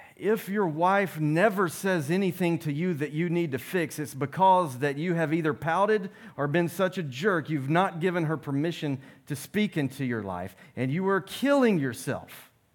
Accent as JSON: {"language": "English", "country": "United States", "said": "I'm American"}